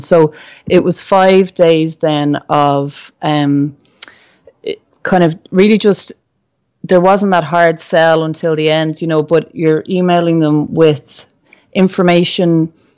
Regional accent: Ireland; as a Irish person

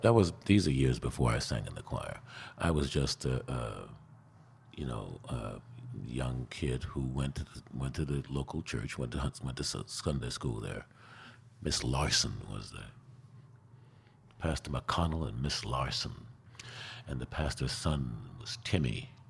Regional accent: Queens, New York, United States; Oh, well, I remember once, I don't remember what time of year it was, but I remember my folks had a party

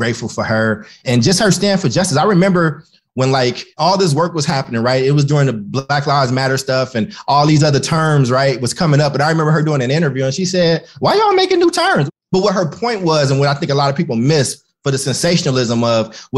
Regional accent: Maywood, Illinois, United States; also born or lived in Paducah, Kentucky; I was born in Maywood, Illinois. It's a west suburb of Chicago.

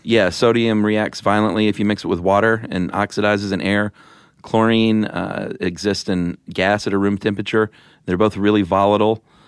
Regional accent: the South, United States; now in Atlanta, United States; I'm from the South

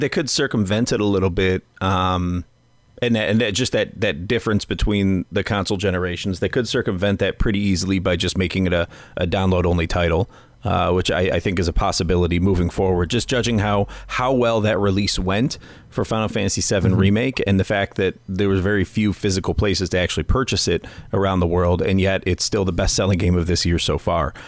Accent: United States; moved away; my my my home country and my adopted country

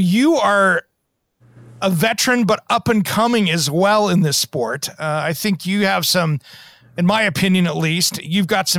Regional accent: Tri-Cities, Washington, United States; I grew up in the Tri-Cities in Kennewick, Pasco, Richland, Washington

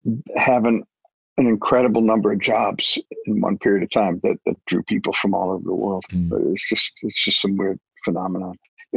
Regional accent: Detroit, Michigan, United States; I was born in Detroit in 1952, which meant I was a teenager there in the 1960s

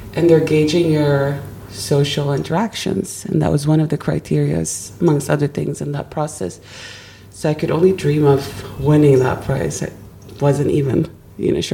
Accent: Sweden; moved away; also born or lived in Germany; we moved on to Sweden. And that's where we finally landed and started rebuilding our lives

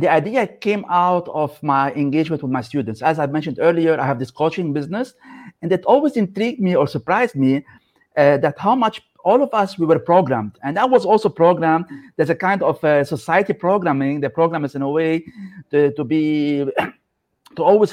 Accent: Lebanon; moved away as an adult; I come from Lebanon, so I was raised in a country that was affected by civil war

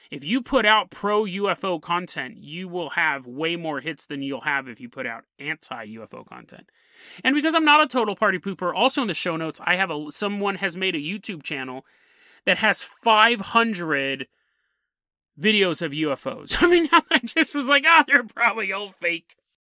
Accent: Citrus Heights, California, United States; I remember because I grew up in Citrus Heights. Like, I actually grew up all over California, but I found my way back to Citrus Heights when I was 16, 17 years old.

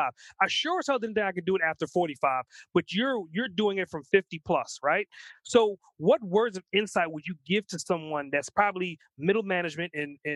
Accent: New York, United States; both of us are New Yorkers

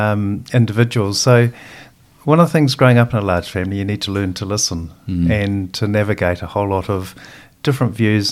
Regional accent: Christchurch, Canterbury, New Zealand; moved away as an adult; also born or lived in United Kingdom; I was born and bred in Christchurch and part of a family of 10 children, of which 8 are girls.

